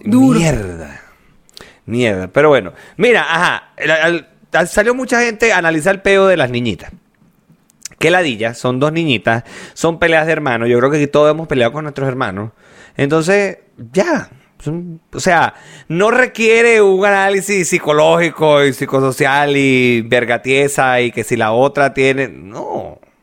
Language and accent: Spanish; Venezuela; moved away; also born or lived in La Victoria; en Venezuela yo me cortaba el cabello con el mismo carajo toda la vida.